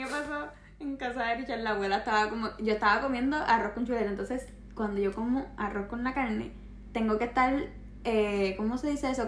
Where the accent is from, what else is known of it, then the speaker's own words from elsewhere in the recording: Puerto Rico; nosotros como puertorriqueños